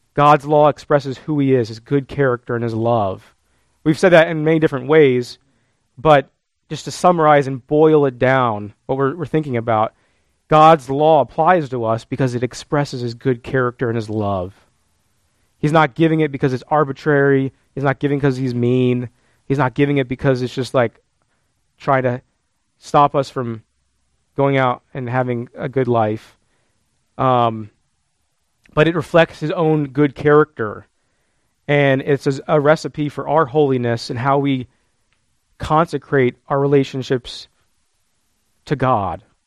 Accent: United States; as modern American Christians

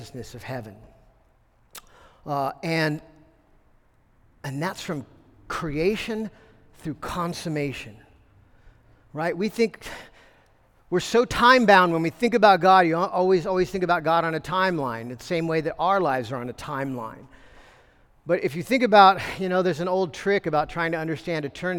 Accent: United States

